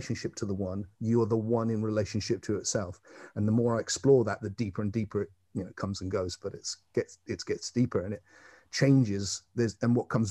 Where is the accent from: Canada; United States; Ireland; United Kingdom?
United Kingdom; England; I'm an Englishman